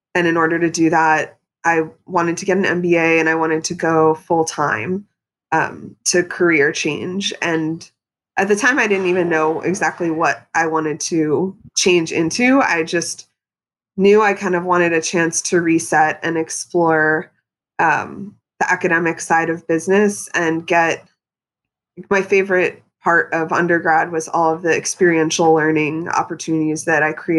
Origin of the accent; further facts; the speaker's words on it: Pennsylvania, United States; moved away; growing up in Pennsylvania, I mean, I think I had sushi twice before I moved to New York City. I was in a rural suburban area.